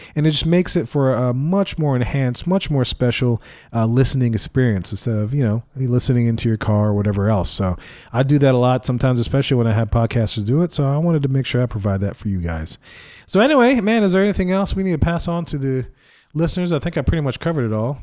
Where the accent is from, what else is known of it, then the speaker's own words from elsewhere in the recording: Louisiana, United States; I'm from Louisiana